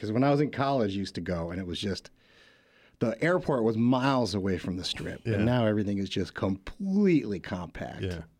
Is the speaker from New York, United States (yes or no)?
yes; New York, United States; born there; also born or lived in California; now in Washington, United States; I was born in Western New York, near Buffalo.